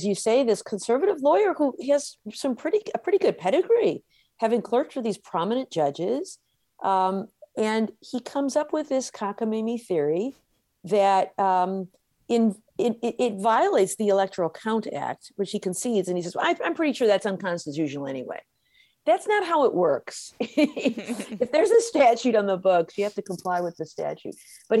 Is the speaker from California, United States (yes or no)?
no; Michigan, United States; I note that in Michigan, I paid closer attention to this just because it's my home state and it's newsworthy.